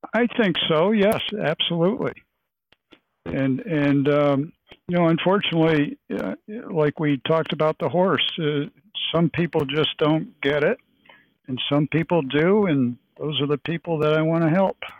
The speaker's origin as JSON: {"language": "English", "town": "Lake Placid", "region": "New York", "country": "United States", "said": "I'm from Lake Placid, New York, and uh, we're, we're the Olympic sports capital"}